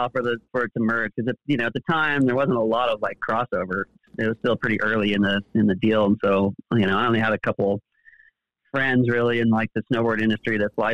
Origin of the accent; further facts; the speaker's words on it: Amador County, California, United States; growing up in Amador County